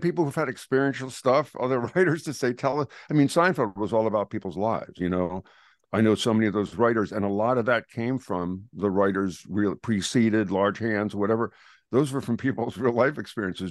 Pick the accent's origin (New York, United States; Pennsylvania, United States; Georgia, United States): Pennsylvania, United States; Philadelphia; I'm from Philadelphia